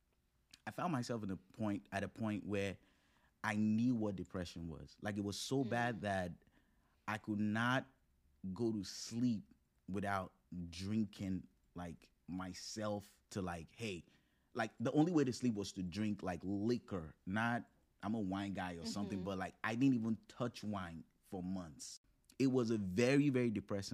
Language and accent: English; Nigeria; moved away; also born or lived in Morgantown, West Virginia, United States; growing up with African roots, growing up in Nigeria, not just being Nigerian, but, like, really growing up in Nigeria